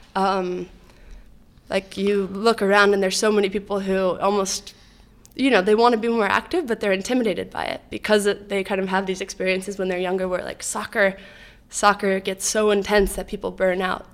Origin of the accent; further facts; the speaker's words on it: Boulder, Colorado, United States; moved away; also born or lived in New York City; I grew up in Boulder, Colorado